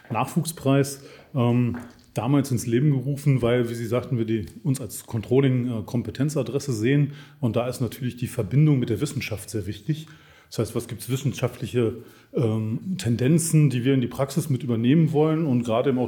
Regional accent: Munich, Bavaria, Germany; born there; Wir kennen uns aus München. Insofern freut es mich sehr, in meiner Geburtsstadt hier mit Ihnen zu sein.

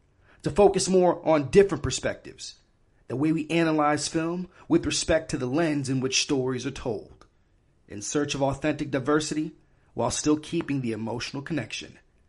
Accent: New York, United States; also born or lived in Miami; So, like, I was born in Miami and then I moved to New York, right?

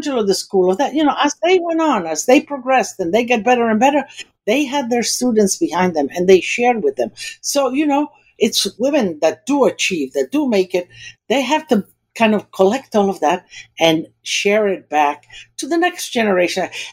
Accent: United States; also born or lived in Istria, Croatia (then Italy); Born in Italy, there's nothing better than that. And then kind of growing up in America

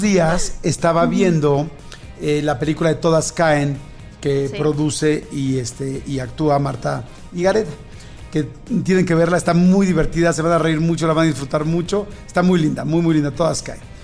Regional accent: Mexico; somos mexicanos

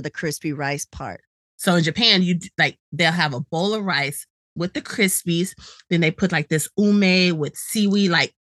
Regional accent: Gambia; also born or lived in Senegal; But I was born in Senegal and then grow up in Gambia.

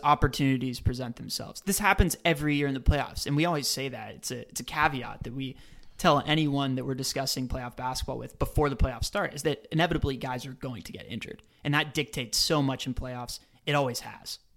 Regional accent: Dallas, Texas, United States; where I grew up in Dallas

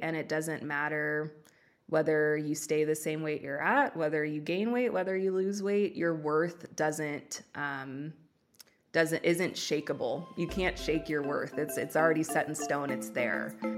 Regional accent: Los Angeles, California, United States; accent: Valley Girl; now in Oregon, United States; I was born and raised in Los Angeles. I now live in Oregon

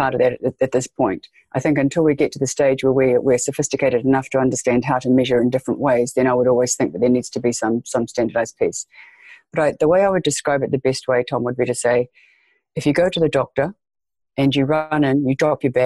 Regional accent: Waikato, New Zealand; also born or lived in South Island, New Zealand; Waikato, yes, pronounced Waikato. Yes, that's where I grew up, yeah. Born and bred here in New Zealand.

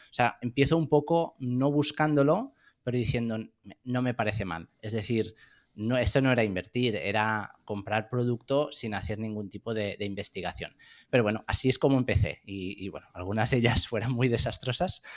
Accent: Spain; moved away as an adult; also born or lived in France / London / United States

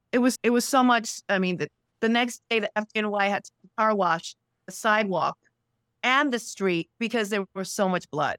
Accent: New York City, New York, United States; I grew up in Sunset Park in East New York, Brooklyn

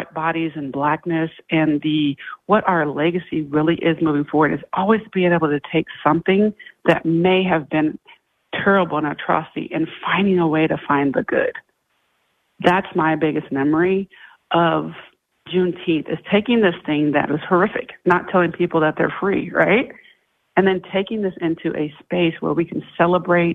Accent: Iowa, United States; moved away; I come from Iowa

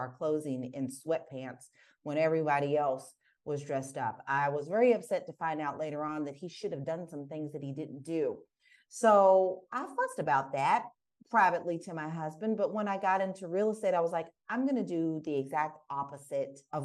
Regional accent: Prospect, Kentucky, United States; moved away as an adult; now in Portugal; I'm from Prospect, Kentucky

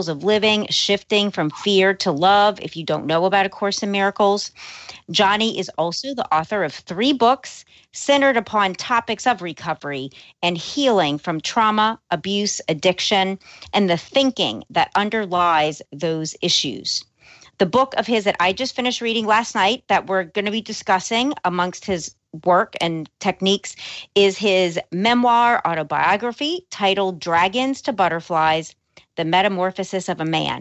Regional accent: New Orleans, Louisiana, United States; also born or lived in Los Angeles; I was born and raised in New Orleans

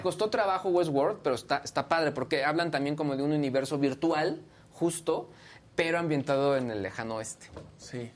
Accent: San Luis de la Paz, Guanajuato, Mexico; moved away; la, calle donde yo crecí en, mi infancia

